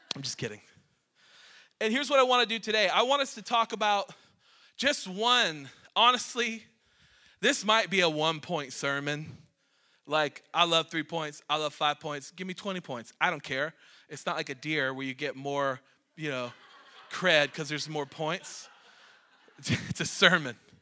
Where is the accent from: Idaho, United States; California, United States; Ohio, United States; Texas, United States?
Ohio, United States; Cleveland; moved away as an adult; now in Maine, United States; I'm a city boy. I'm from Cleveland